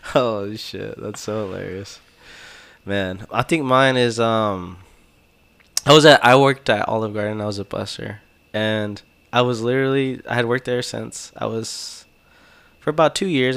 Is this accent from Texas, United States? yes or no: yes; Texas, United States; I'm Texan